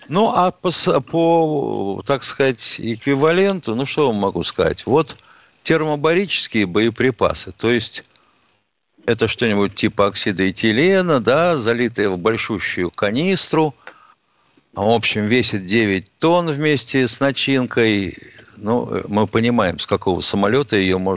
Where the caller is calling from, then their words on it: Moscow, Russia; Здравствуйте … из Москвы.